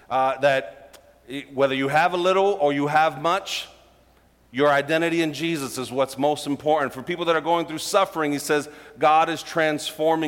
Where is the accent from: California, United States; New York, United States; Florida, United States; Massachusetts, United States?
New York, United States; New York City; I grew up in Brooklyn